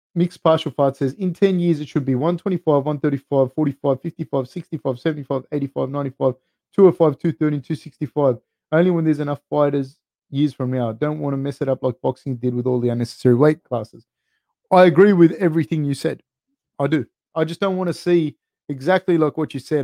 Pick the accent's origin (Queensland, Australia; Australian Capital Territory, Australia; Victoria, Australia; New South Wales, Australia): New South Wales, Australia; Sydney; I grew up right next to Cabramatta in the 90s. Like you could say I grew up in Ashcroft, the place called Ashcroft